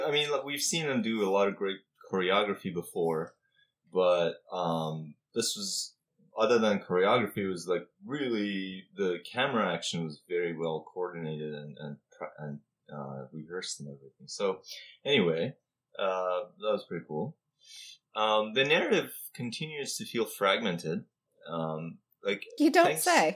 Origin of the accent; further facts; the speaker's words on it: Iran; moved away; growing up in Iran